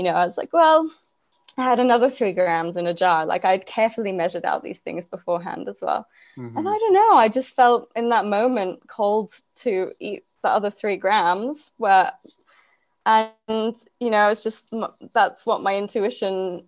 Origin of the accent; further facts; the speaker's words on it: Cyprus; moved away as an adult; also born or lived in Glasgow, Scotland; I grew up in Cyprus, which is a small island in the Mediterranean